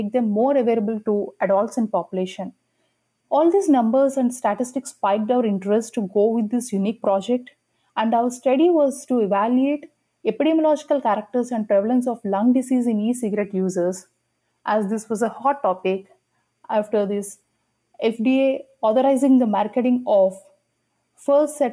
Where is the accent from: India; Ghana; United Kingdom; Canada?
India; moved away; I'm an international medical graduate from India. I did my med school back in my home country